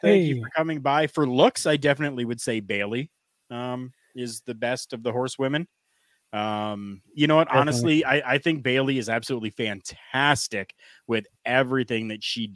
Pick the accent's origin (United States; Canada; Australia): Canada; as a Canadian professional wrestling fan